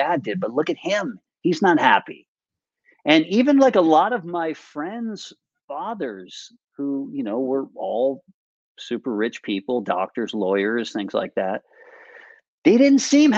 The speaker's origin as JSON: {"language": "English", "area": "Westchester", "region": "New York", "country": "United States", "tie": "born or raised there", "also_born_or_lived": "New Rochelle, New York", "said": "I grew up in Westchester."}